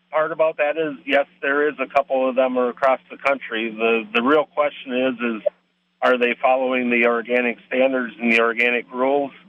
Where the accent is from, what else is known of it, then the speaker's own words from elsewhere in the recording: Wisconsin, United States; in Wisconsin, and I've been sick to my stomach every year since I've left the farm, watching what Wisconsin is doing to farmers.